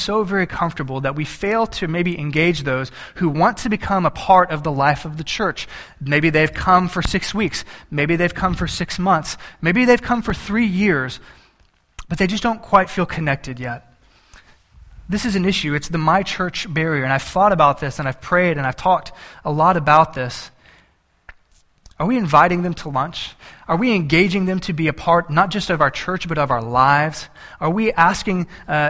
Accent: Banquete, Texas, United States; I grew up in South Texas, and in deep South Texas

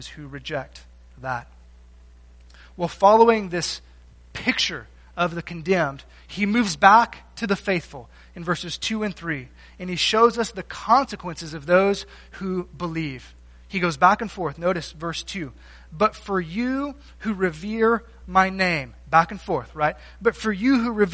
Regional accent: Texas, United States; I grew up in Texas, I didn't grow up around calves or cows

